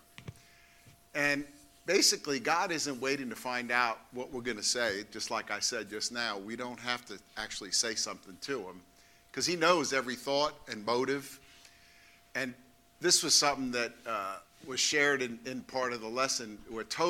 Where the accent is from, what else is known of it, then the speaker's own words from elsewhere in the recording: New York City, New York, United States; growing up in Brooklyn, you know, you had friends in the street